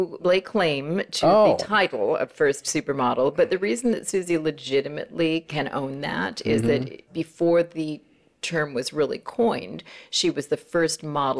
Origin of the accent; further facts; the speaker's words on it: Los Angeles, California, United States; accent: American; moved away as an adult; also born or lived in England; I was born in Los Angeles at the old Beverly Hills Doctors Hospital, which does not exist anymore. It used to be on the corner of Beverly Glen and Wilshire Boulevard.